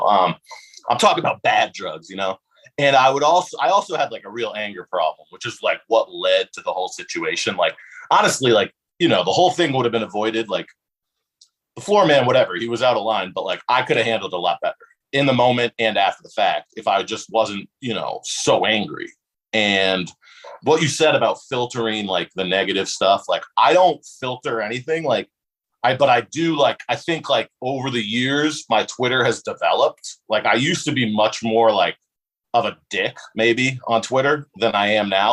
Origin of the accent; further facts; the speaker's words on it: West Hartford, Connecticut, United States; also born or lived in Bloomfield, Connecticut; I actually don't live in West Hartford anymore, but I'm from West Hartford